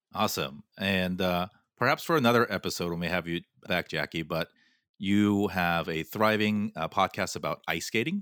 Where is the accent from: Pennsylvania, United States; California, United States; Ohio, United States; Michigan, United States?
California, United States; Southern; I grew up in Southern California